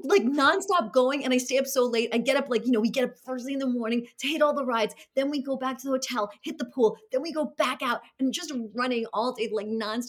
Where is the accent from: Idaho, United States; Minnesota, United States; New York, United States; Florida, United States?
New York, United States; New York City; I grew up in Brooklyn.